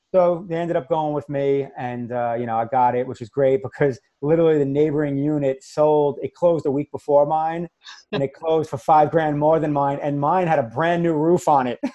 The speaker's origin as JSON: {"language": "English", "region": "New York", "country": "United States", "also_born_or_lived": "Massachusetts", "accent": "New York", "moved": "as an adult", "lives_now": "Florida, United States", "said": "I'm originally from New York, which most people probably heard the accent already."}